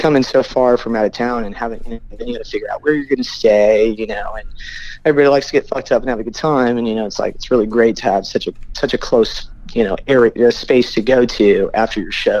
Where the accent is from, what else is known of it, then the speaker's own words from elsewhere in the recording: Bloomington, Indiana, United States; now in Indianapolis, United States; when I was growing up in Bloomington